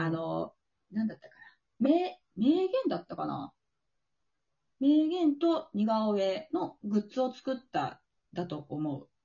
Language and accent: Japanese; Osaka, Japan; 地元の大阪